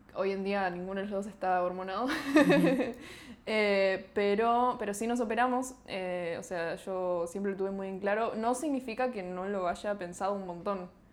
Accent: Buenos Aires, Argentina; somos de, Capital de Buenos Aires

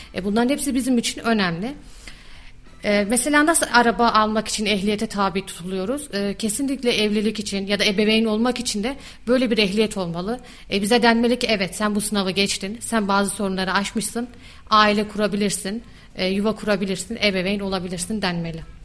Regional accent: Kayseri Province, Turkey; also born or lived in Istanbul / Erzurum / Yozgat; İstanbul'da doğumluyum, Kayseri'de büyüdüm.

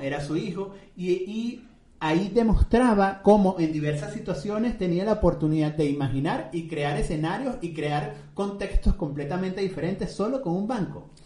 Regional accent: Venezuela; como dicen en mi tierra, en Venezuela

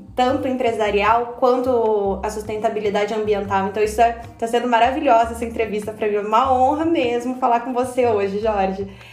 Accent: Japan; E eu, como japonesa

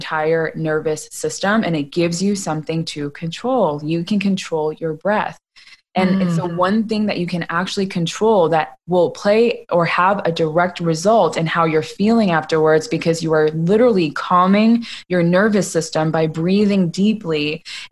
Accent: United States; I grew up in America

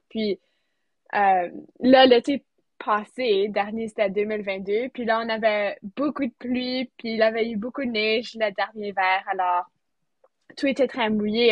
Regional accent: near Sainte-Anne, Manitoba, Canada; Je viens du Manitoba, proche de, tout près de Sainte-Anne, alors, en campagne

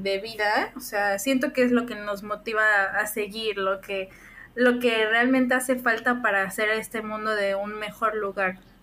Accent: Puebla, Mexico; estudio Administración de Negocios Internacionales, soy de Puebla

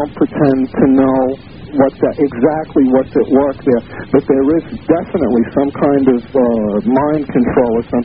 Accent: New York City, New York, United States; I'm a native New Yorker. I'm 47 years old. I'm born and raised in Manhattan

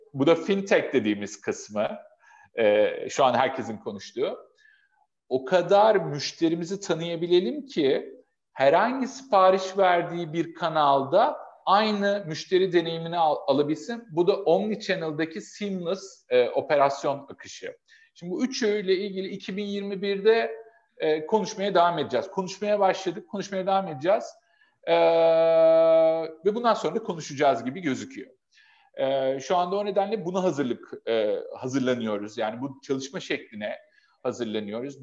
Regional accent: Adana, Turkey

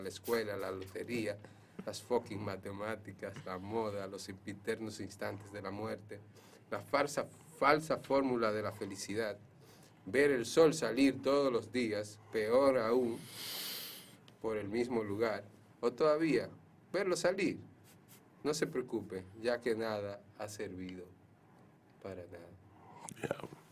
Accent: Cutupú, La Vega, Dominican Republic; Yo soy de Cutupú

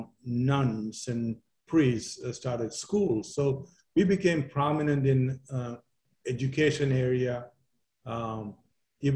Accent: Kerala, India; now in United States; my hometown at the tip of India

